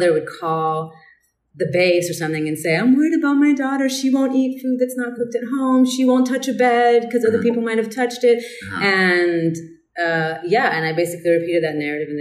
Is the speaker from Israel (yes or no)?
yes; Israel; born or raised there; moved away as an adult; also born or lived in South Carolina, United States